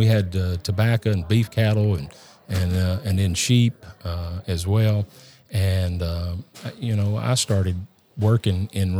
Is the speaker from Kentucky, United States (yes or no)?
no; Fayetteville, Tennessee, United States; Well, I grew up in Lincoln County, Tennessee. I have to tell everybody I grew up in Lincoln County, Fayetteville, Tennessee.